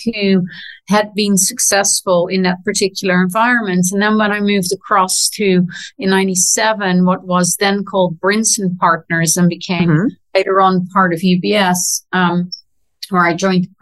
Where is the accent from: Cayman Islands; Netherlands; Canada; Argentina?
Netherlands; moved away; also born or lived in London; my generation growing up in the Netherlands